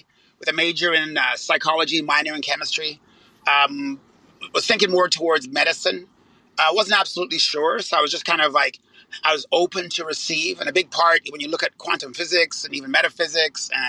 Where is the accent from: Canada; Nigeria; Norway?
Canada; I am Canadian